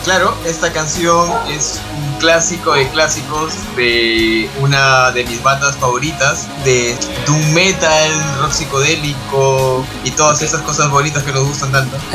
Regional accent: Trujillo, La Libertad, Peru; soy peruano, soy siciliano

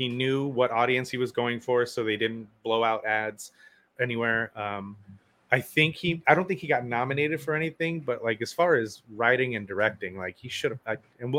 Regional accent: Southern California, United States; growing up in Southern California

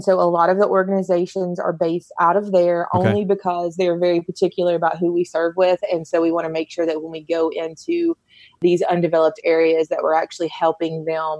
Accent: Kentucky, United States; now in Knoxville, United States; Here in Knoxville. I'm originally not from Knoxville, but I've been here almost as long as I have been, which is from Kentucky.

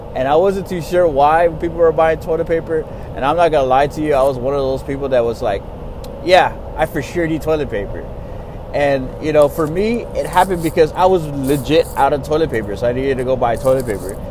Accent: Texas, United States; I'm from Texas

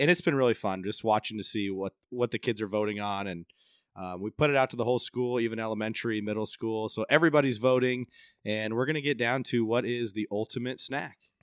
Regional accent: Central Iowa, United States; So I'm from Central Iowa

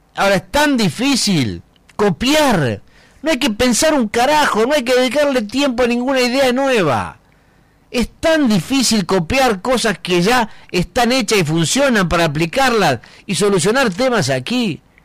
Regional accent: Argentina; acá en Argentina

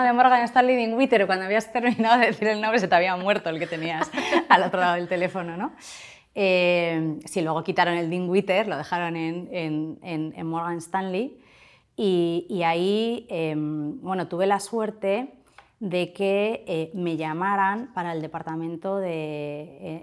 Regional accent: Portugalete, Basque Country, Spain; Soy de Portugalete

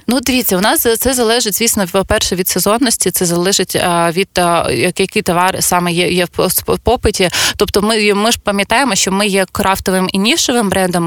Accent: Zaporizhzhia, Zaporizhzhia Oblast, Ukraine; moved away as an adult; now in Kyiv, Ukraine; я родом з Запоріжжя

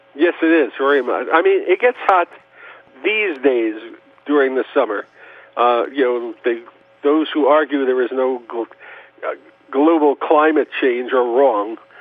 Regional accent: New York City, New York, United States; moved away as an adult; now in Los Angeles, United States; I was born in New York

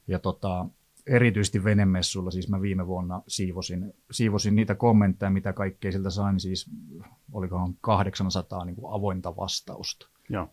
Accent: Eastern Finland, Finland; also born or lived in Helsinki area; now in Helsinki, Finland; minä olen Itä-Suomesta

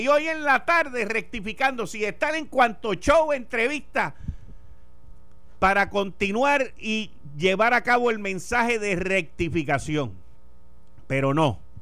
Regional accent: Puerto Rico; puertorriqueños hablando inglés como somos tú, yo y los míos

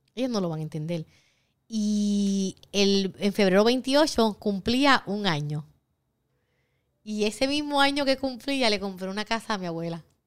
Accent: Puerto Rico; soy la primera puertorriqueña certificada y la tercera latina

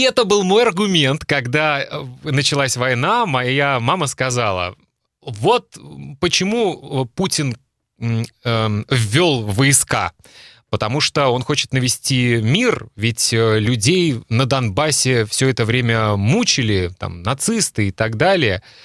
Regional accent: Russia; moved away as an adult; now in Europe; я родился в России, уже много лет живу в Европе

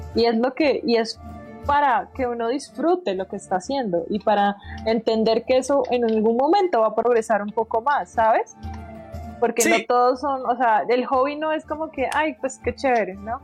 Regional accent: Bucaramanga, Santander, Colombia; yo soy de Bucaramanga. Yo no sé, eh, en Bucaramanga no teníamos tantos canales, literalmente era la parabólica.

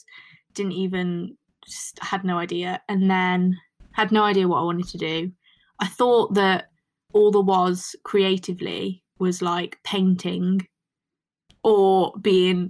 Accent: Shifnal, West Midlands, United Kingdom; moved away as an adult; now in Nottingham, United Kingdom; I'm from Shifnal, which is in Shrewsbury

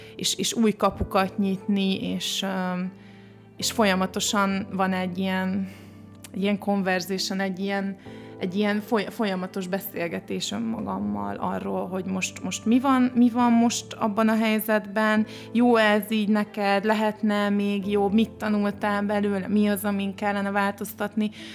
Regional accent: Csongrád, Csongrád-Csanád, Hungary; moved away; én Csongrádi vagyok, az ugye egy alföldi kisváros

